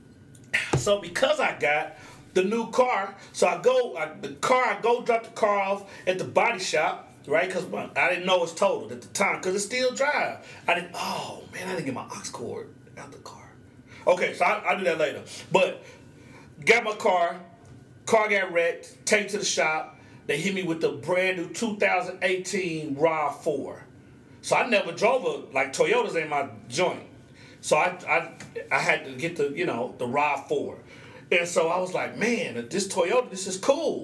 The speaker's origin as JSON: {"language": "English", "region": "Oklahoma", "country": "United States", "said": "I'm from Oklahoma"}